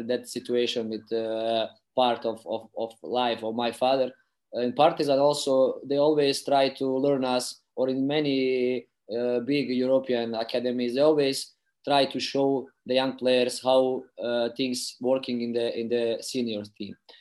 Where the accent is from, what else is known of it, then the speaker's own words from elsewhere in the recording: Tuzla, Federation of Bosnia and Herzegovina, Bosnia & Herzegovina; English is a second language; I played for the youth under 14, under 15 of my hometown team, Sloboda Tuzla.